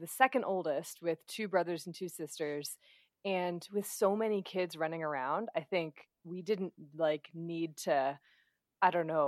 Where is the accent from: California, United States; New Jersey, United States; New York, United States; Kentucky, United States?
Kentucky, United States; also born or lived in Florida; we moved from Florida to Kentucky when I was 10